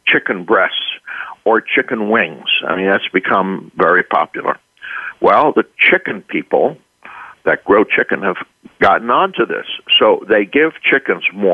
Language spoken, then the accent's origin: English; Switzerland; now in United States; I was raised in Switzerland and educated there.